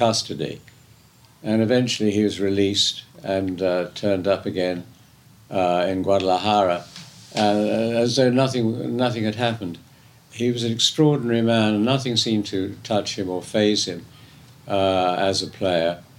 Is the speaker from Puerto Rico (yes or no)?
no; England, United Kingdom; I'm English